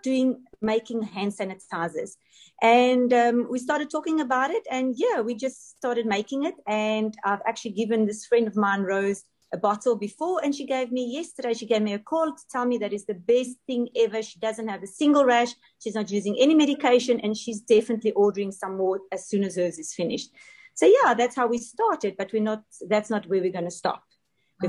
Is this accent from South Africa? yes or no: yes; Johannesburg, Gauteng, South Africa; moved away as an adult; now in Dubai, United Arab Emirates; I'm also from South Africa, Johannesburg. I've been living in Dubai for almost 15 years